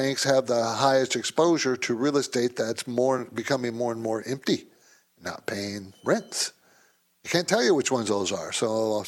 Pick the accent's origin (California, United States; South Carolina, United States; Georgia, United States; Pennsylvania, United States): California, United States; San Diego; I grew up in San Diego